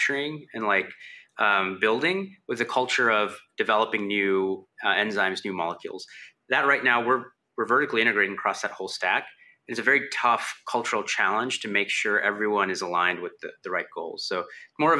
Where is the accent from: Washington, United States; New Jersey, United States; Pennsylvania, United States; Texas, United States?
Texas, United States; Houston; I'm from Houston